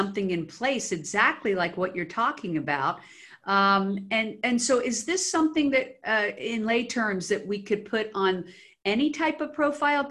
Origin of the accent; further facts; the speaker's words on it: Washington, District of Columbia, United States; moved away as an adult; now in Los Angeles, United States; I was actually born in the D.C. area, grew up there